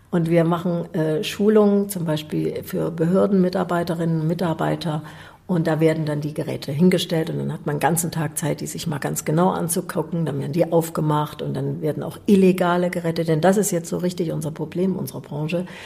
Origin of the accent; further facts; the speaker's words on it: East Germany, Germany; Ich bin in der DDR groß geworden.